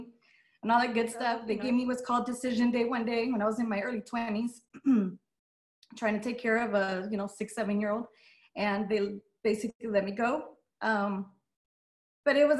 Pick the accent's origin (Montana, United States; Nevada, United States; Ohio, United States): Nevada, United States; Las Vegas; first language Spanish; English is a second language; I'm born and raised in Las Vegas